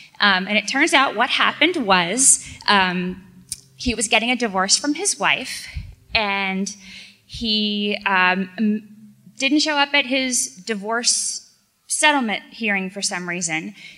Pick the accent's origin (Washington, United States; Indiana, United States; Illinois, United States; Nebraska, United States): Indiana, United States; Indianapolis